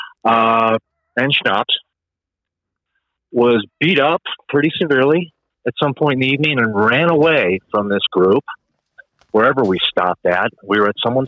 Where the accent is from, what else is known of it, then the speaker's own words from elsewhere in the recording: Phoenix, Arizona, United States; I'm from Phoenix. I grew up out there